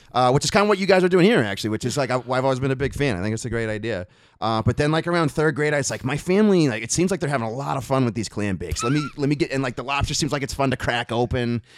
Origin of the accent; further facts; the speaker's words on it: Hingham, Massachusetts, United States; I'm from the Boston area. I'm, uh, a town called Hingham